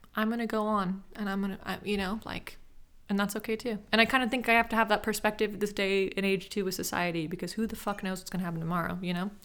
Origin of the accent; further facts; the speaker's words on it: Sacramento, California, United States; I'm from Sacramento